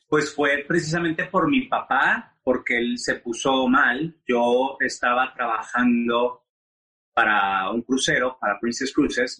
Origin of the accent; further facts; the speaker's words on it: Monterrey, Nuevo León, Mexico; moved away as an adult; also born or lived in Mexico City; now in United States; yo soy de Monterrey, eh, de Monterrey, Nuevo León. Eh, crecí en una familia muy tradicional